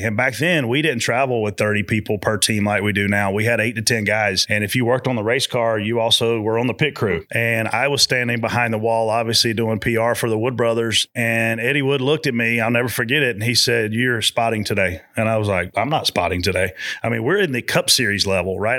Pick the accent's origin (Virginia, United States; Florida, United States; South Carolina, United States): South Carolina, United States; growing up in South Carolina, being a big hunter